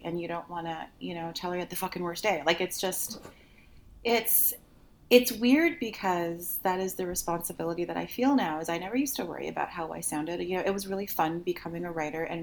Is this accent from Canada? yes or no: yes; Canada; moved away as an adult; also born or lived in Seattle, United States; I was living in Seattle and I'm Canadian